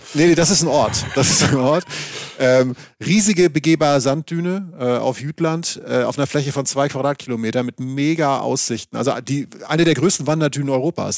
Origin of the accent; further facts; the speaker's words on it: Schleswig-Holstein, Germany; moved away; ich komme ja aus Schleswig-Holstein, wie man manchmal noch so durchhört